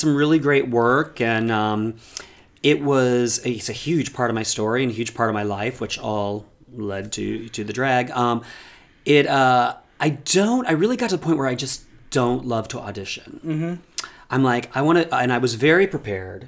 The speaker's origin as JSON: {"language": "English", "area": "near Chicago", "region": "Indiana", "country": "United States", "tie": "born or raised there", "moved": "yes", "said": "I'm from Indiana, unfortunately, but near Chicago, which was like a huge saving grace for me growing up."}